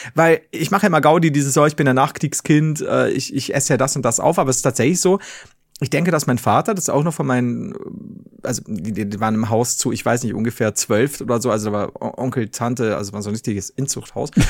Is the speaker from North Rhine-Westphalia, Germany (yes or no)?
no; Bavaria, Germany; als Bayern, als Deutsche